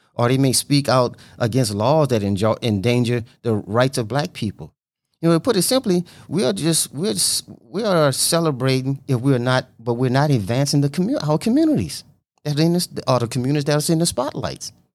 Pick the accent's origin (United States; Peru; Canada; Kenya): United States; Louisiana; I was born in Louisiana